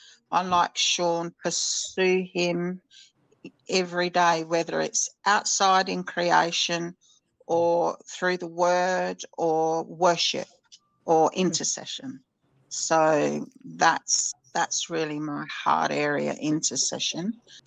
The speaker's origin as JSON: {"language": "English", "town": "Adelaide", "region": "South Australia", "country": "Australia", "said": "I'm from Adelaide, South Australia."}